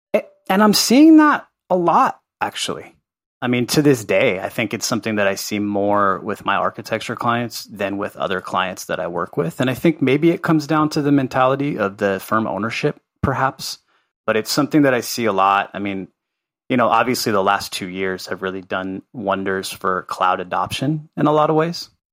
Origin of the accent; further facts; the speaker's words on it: Los Angeles, California, United States; also born or lived in Santa Cruz, California / Guatemala; I grew up in Carthay Circle, which is a historic neighborhood in Los Angeles